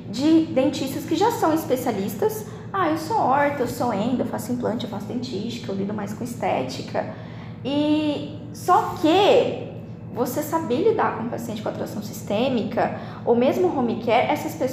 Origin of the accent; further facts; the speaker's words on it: Campo Grande, Mato Grosso do Sul, Brazil; Lá na minha cidade em Campo Grande, a gente tem contado nos dedos os dentistas que atuam nessa